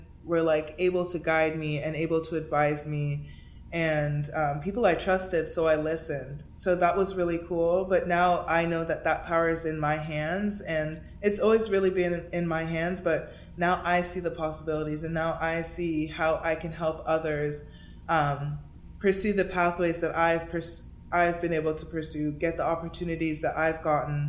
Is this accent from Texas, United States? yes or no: no; Miami, Florida, United States; moved away as an adult; also born or lived in Princeton, New Jersey; now in Los Angeles, United States; someone who I grew up playing with in Miami